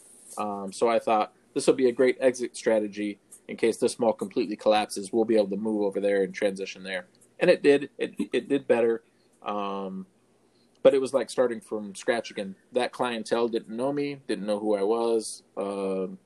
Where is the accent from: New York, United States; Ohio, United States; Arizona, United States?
Arizona, United States; Phoenix; moved away; Originally, I'm from Phoenix